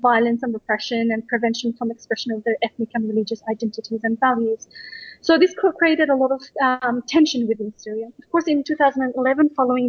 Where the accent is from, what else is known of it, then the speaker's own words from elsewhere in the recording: Australia; I grew up in Australia